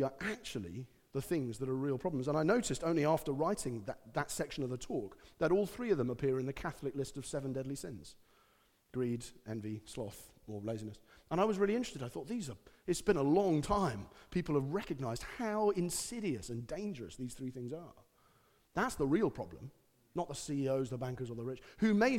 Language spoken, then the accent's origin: English; United Kingdom; being British